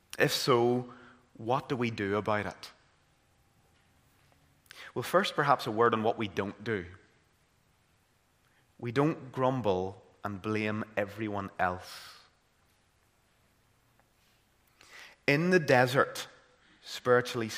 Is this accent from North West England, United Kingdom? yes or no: no; Caledon, Northern Ireland, United Kingdom; growing up in Caledon and County Tyrone